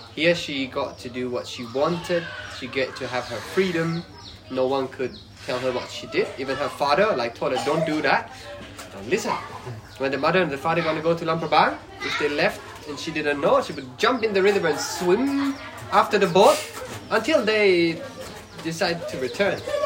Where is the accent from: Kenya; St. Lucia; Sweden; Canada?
Sweden; English is a second language; moved away as an adult; now in Laos; I come from Sweden